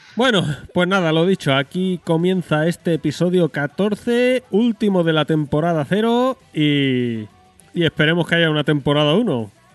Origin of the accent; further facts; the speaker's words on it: Spain; yo soy muy español y mucho español